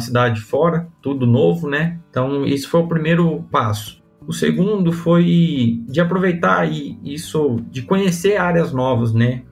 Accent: Porto Feliz, São Paulo, Brazil; accent: caipirês; moved away as an adult; also born or lived in Botucatu, Brazil; now in Rio Verde, Brazil; vim lá de, de Porto Feliz, que é interior de São Paulo. Minha família é toda da roça, veio do campo, né? Então, sempre convivi. Eu fui criado pelos meus avós

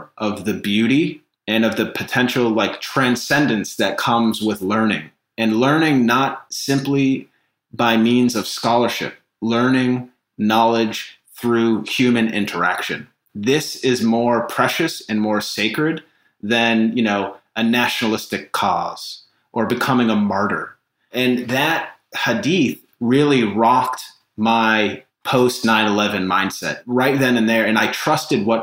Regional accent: Needham, Massachusetts, United States; also born or lived in London, United Kingdom; I grew up in Needham, Massachusetts. It's considered a suburb of Boston

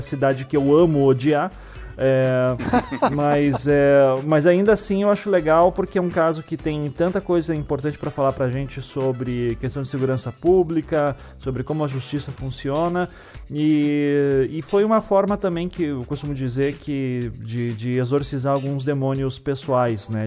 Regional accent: Paraná, Brazil; eu sou aqui do Paraná, eu tinha 8 anos de idade ali em 92

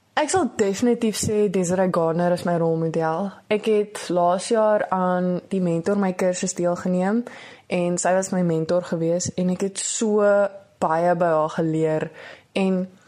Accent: Porterville, Western Cape, South Africa; Ek is van Porterville. Ek is nou tans in Hoërskool Porterville in Graad 11.

